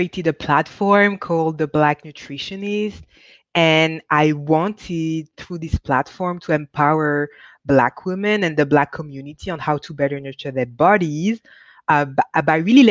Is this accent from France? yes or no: yes; France; moved away; also born or lived in Michigan, United States; I grew up in France. I'm born in the US, Michigan, but I grew up in France.